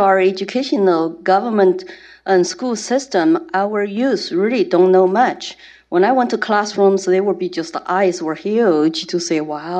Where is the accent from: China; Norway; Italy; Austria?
China; Chengdu, Sichuan; English is a second language; moved away as an adult; now in United States; I was born in Chengdu, Sichuan province, right before Mao started the Great Proletarian Cultural Revolution. And my parents were illiterate workers.